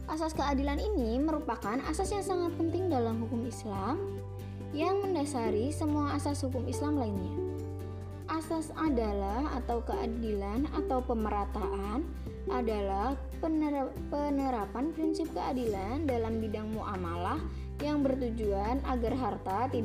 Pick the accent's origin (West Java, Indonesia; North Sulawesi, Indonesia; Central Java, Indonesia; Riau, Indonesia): Central Java, Indonesia; Pemalang; Pemalang Iya, Pemalang Bukan Malang Kalau Malang itu di Jawa Timur Kalau Pemalang, adanya di Jawa Tengah